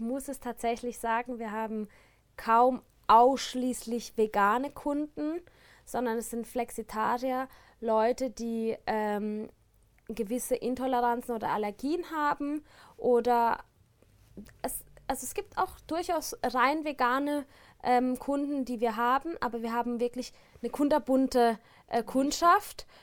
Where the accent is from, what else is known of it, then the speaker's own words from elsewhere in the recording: Baden-Baden, Baden-Württemberg, Germany; now in Switzerland; ich komme aus Baden-Baden